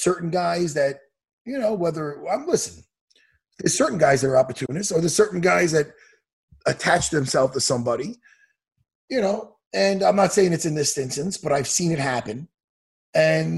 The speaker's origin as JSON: {"language": "English", "area": "Long Island", "region": "New York", "country": "United States", "tie": "born or raised there", "said": "here in Long Island, here in my hometown."}